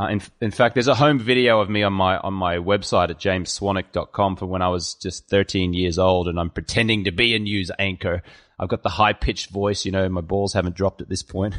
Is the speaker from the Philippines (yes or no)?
no; Brisbane, Queensland, Australia; accent: Australian; moved away as an adult; also born or lived in London; now in Los Angeles, United States; I was born in Brisbane, Australia